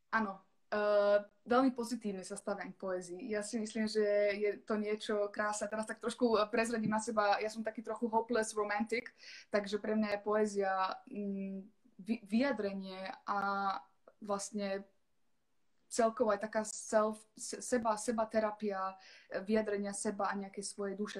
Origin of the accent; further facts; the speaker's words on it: Germany; ja som vyrastala v Nemecku